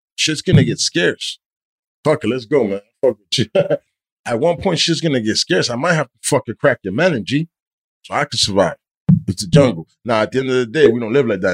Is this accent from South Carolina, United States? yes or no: no; Weehawken, New Jersey, United States; from Weehawken